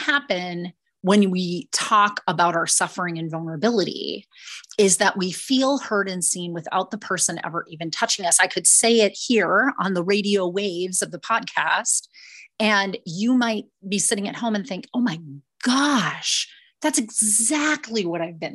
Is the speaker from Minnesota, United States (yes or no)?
yes; Minnesota, United States; I was born and raised in Minnesota